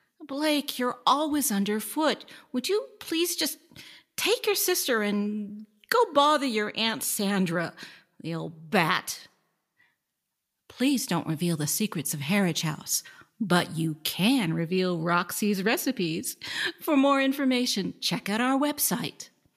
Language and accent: English; South Lake Tahoe, California, United States; Ah, my hometown.